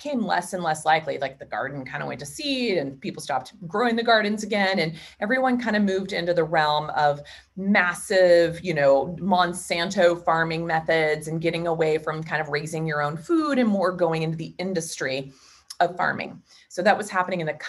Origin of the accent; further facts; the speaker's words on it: Wichita, Kansas, United States; I was born and raised in Wichita, Kansas.